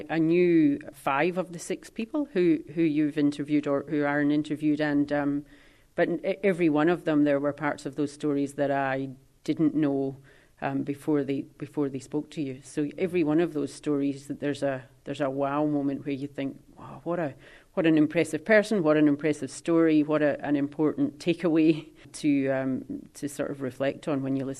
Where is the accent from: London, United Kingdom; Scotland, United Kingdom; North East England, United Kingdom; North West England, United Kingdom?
Scotland, United Kingdom; But we came from the Highlands, and so we never fitted in.